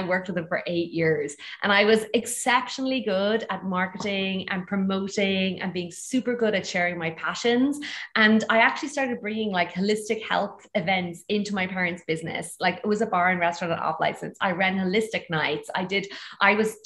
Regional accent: Ireland; accent: Irish; moved away as an adult; also born or lived in Bali / Greece; you'll hear from my accent, I'm actually originally Irish

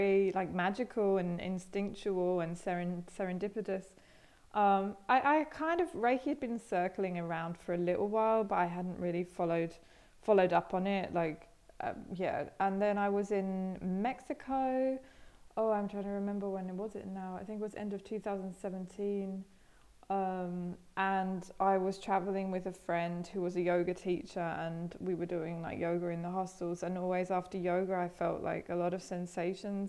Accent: England, United Kingdom; moved away as an adult; also born or lived in Australia; now in Berlin, Germany; I grew up in England, originally from England, but I haven't lived there for 9 years.

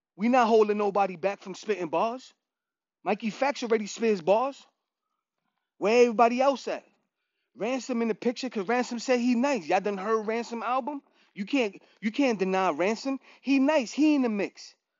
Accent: New York, United States; I'm from New York

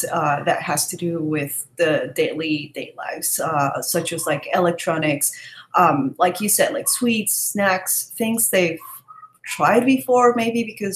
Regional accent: Ecuador; I'm from Ecuador

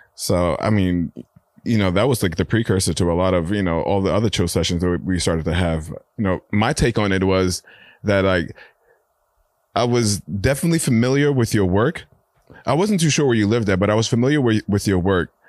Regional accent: New York City, New York, United States; I've been a born and raised New Yorker

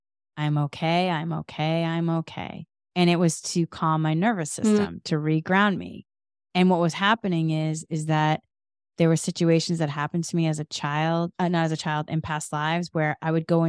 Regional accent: Massachusetts, United States; moved away; And so then I moved from Massachusetts to California

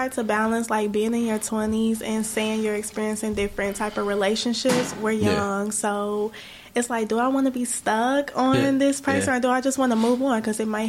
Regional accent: Cincinnati, Ohio, United States; I'm from Cincinnati, Ohio.

